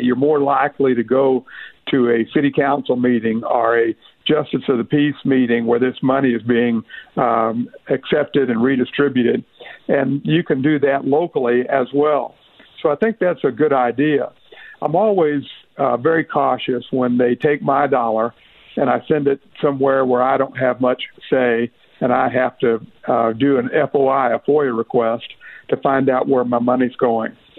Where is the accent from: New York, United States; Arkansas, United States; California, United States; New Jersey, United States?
Arkansas, United States; Northeast; I'm from Northeast Arkansas